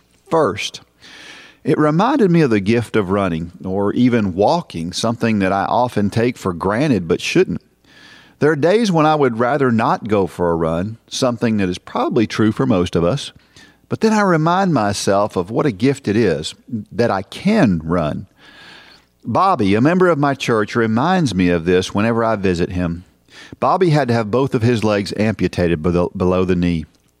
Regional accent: Massachusetts, United States; I am from Massachusetts. In fact, I grew up just two towns over from where the marathon starts.

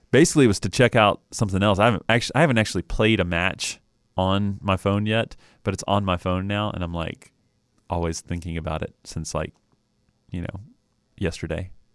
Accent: Knoxville, Tennessee, United States; I was born in Knoxville

